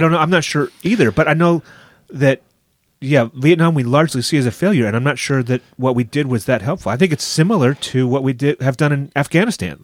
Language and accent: English; United States; although I am an American